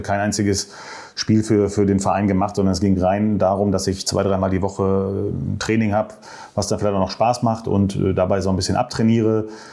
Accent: Marl, North Rhine-Westphalia, Germany; Ich komme ja aus Mal

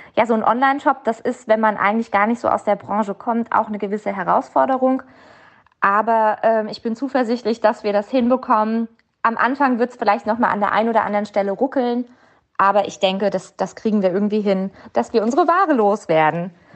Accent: Mainz, Rhineland-Palatinate, Germany; uns als Mainzer

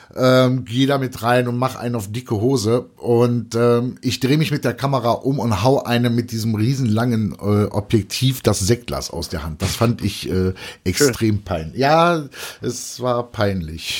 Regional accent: Cologne, North Rhine-Westphalia, Germany; ich als, als Kölner

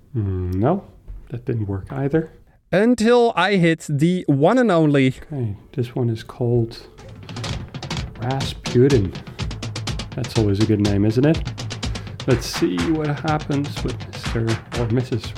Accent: Amsterdam, North Holland, Netherlands; English is a second language; moved away as an adult; now in Berlin, Germany; my hometown Amsterdam

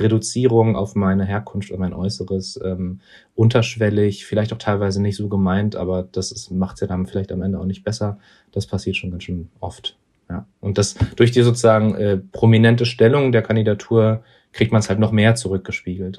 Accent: Berlin, Germany; dass wir da aufgewachsen sind

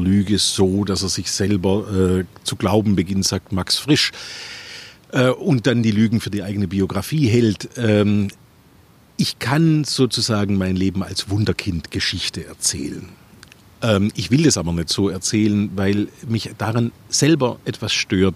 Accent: Stuttgart, Baden-Württemberg, Germany; also born or lived in United States; in meinem Geburtsort Bad Cannstatt, ein Stadtteil von Stuttgart

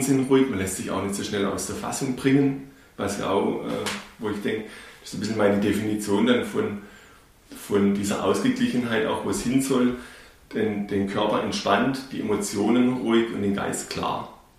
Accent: Kinzigtal, Baden-Württemberg, Germany; accent: Urbayer; also born or lived in Bavaria; schon hier im Kinzigtal, wo wir aufgewachsen sind, obwohl wir gebürtig aus Bayern kommen

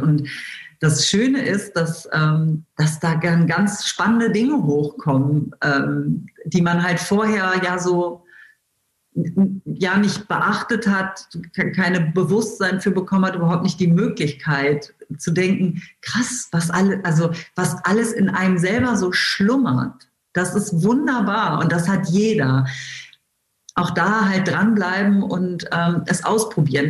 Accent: Wolfsburg, Lower Saxony, Germany; ich bin tatsächlich in Wolfsburg geboren und lebe hier äh, immer noch

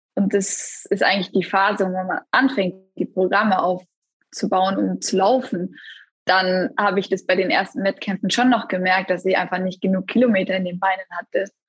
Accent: Essen, North Rhine-Westphalia, Germany; ich bin auch in Essen zur Welt gekommen, dann auch dort in Eislaufverein gegangen

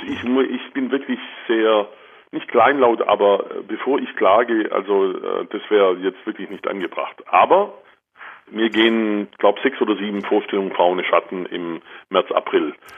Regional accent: Germany; bei uns in Deutschland

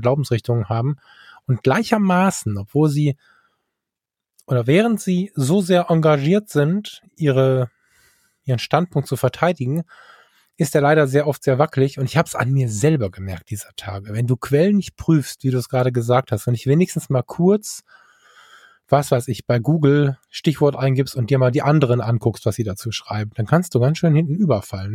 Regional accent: North Rhine-Westphalia, Germany; bei uns in NRW

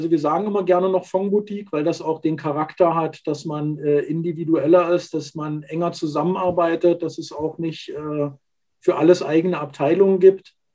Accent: Magdeburg, Saxony-Anhalt, Germany; born there; Ich bin gebürtiger Magdeburger, habe dort also meine ersten beruflichen Schritte gemacht

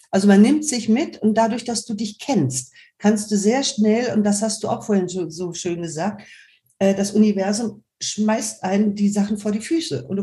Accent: Germany; Also ich weiß zumindest, ich könnte auf Kap Verden auf Dauer nicht leben. Ich bin Deutsche.

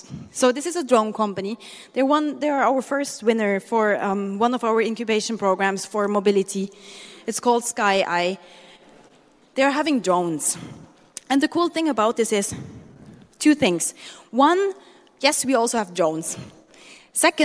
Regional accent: Switzerland; moved away as an adult; now in Manila, Philippines; I'm half Swiss and half Filipino. So I grew up in Switzerland. 27 years long, I was there

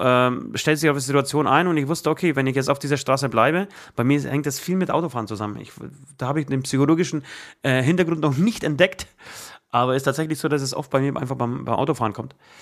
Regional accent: Poland; German is a second language; moved away; ich aus Polen komme.

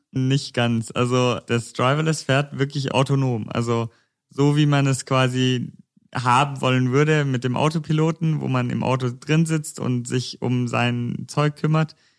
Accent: near Konstanz, Baden-Württemberg, Germany; moved away as an adult; now in Stuttgart, Germany; Ich komme eigentlich ursprünglich aus der Nähe von Konstanz. Ich studiere gerade in Stuttgart

